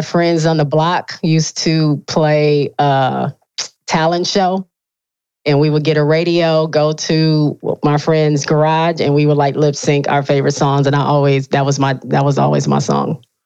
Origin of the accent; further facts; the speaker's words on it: Benton Harbor, Michigan, United States; I grew up in a super small town in Michigan, uh, lower, like right almost on the border of Indiana and Michigan, right on Lake Michigan. Okay. It's called Benton Harbor